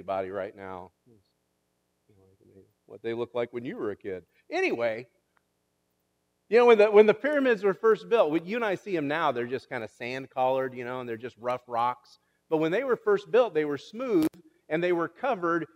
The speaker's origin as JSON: {"language": "English", "region": "Kansas", "country": "United States", "tie": "born or raised there", "said": "growing up in Kansas"}